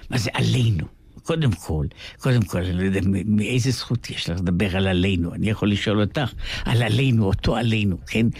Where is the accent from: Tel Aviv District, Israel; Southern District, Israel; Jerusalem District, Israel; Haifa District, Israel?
Jerusalem District, Israel; Jerusalem; אנחנו גם גדלנו באותה שכונה ממש, ממש באותה פינה בירושלים, בכרם אברהם